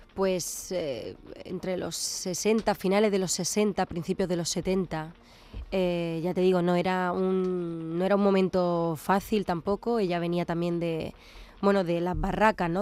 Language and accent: Spanish; Córdoba, Andalusia, Spain; now in Málaga, Spain; soy cordobesa afincada en Málaga ya desde hace un tiempo